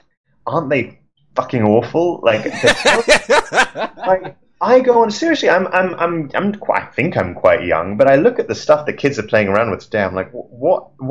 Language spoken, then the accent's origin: English; London, United Kingdom; standing on the street outside my house in London